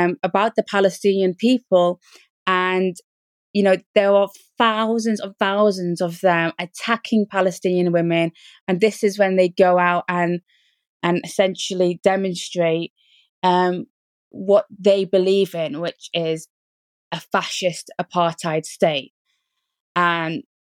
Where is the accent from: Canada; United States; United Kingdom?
United Kingdom; I was born in Britain